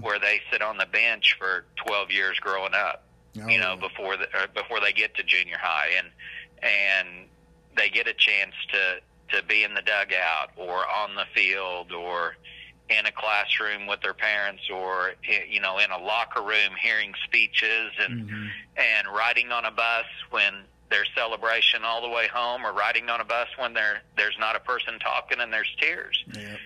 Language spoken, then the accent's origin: English; Pond Creek, Oklahoma, United States; I grew up in Pond Creek